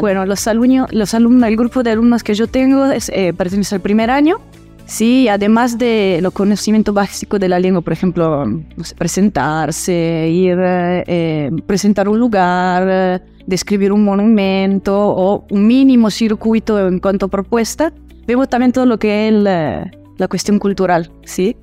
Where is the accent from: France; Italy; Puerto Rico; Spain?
Italy; moved away as an adult; also born or lived in El Salvador; now in Salta, Argentina; yo nací y crecí en Italia